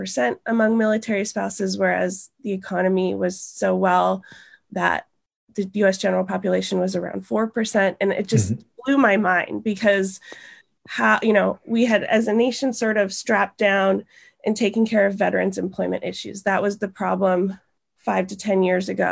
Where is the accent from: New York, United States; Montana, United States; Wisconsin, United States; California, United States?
Montana, United States; moved away; also born or lived in Italy; I'm from Montana